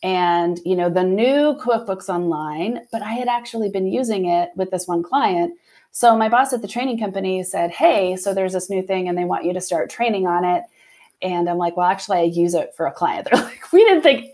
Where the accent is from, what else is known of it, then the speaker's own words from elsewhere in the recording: Ontario, Canada; moved away as an adult; I was from the Ontario area originally. And so I was able to bring my husband and my girls kind of back to my home area with me